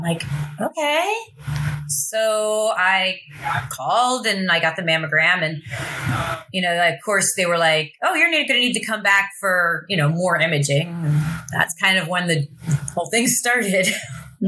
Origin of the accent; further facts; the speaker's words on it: Lebanon, Pennsylvania, United States; moved away as an adult; also born or lived in Baltimore / Philadelphia; now in New Jersey, United States; I grew up in Lebanon, Pennsylvania, which is kind of the middle of nowhere, Pennsylvania